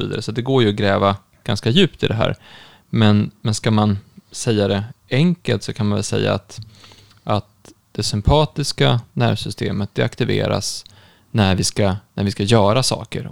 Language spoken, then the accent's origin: Swedish; Stockholm, Stockholm County, Sweden; also born or lived in Uppsala; jag är ju från Stockholm, har varit mycket i Stockholm